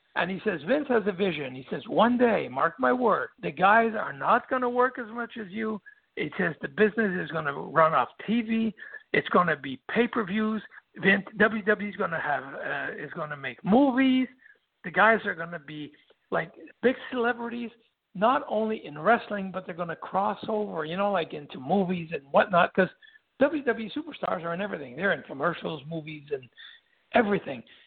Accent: Quebec, Canada; English is a second language; everybody knew that we came from Quebec. We spoke French and all

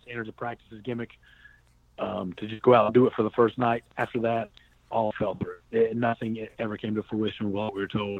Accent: North Carolina, United States; I'm from North Carolina

